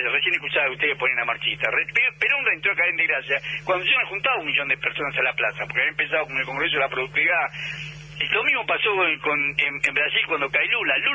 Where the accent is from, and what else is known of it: Argentina